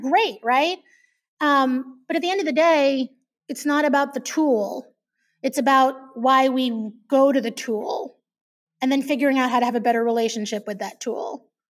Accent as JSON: {"language": "English", "region": "New York", "country": "United States", "said": "I'm Jewish from New York"}